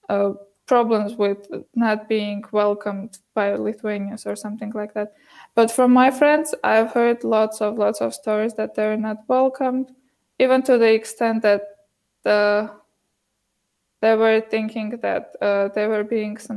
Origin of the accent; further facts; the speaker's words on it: Yerevan, Armenia; English is a second language; also born or lived in Montreal, Canada / Toronto, Canada; I'm from Armenia